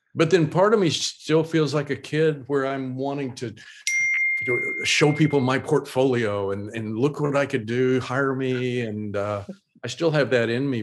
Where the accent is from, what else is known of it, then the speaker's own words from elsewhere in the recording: Oklahoma, United States; moved away; I still hold on to a lot of my Oklahoma roots